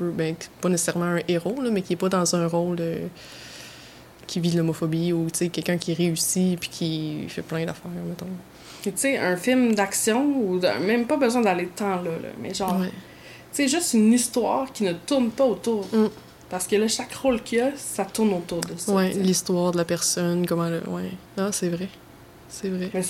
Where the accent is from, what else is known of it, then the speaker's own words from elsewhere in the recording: Quebec, Canada; Puis là, je parle du Québec parce que je suis québécoise